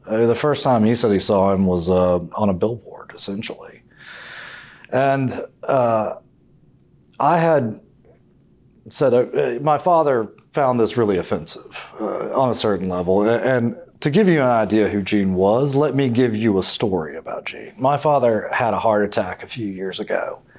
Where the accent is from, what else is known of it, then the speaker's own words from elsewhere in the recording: Henderson County, North Carolina, United States; I grew up in Henderson County, North Carolina. I went off to Raleigh for college